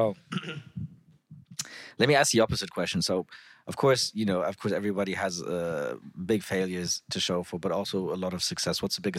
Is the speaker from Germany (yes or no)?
yes; Germany; also born or lived in Africa; we're from Germany.